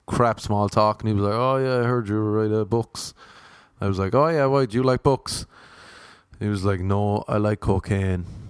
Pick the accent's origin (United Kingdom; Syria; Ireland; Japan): Ireland; I'm Irish. I'm not Irish American.